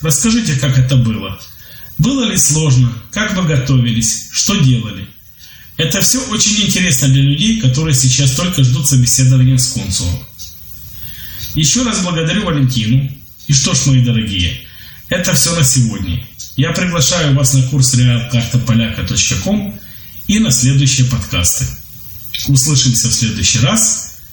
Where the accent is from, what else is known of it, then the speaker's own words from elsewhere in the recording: Ukraine; Я из Украины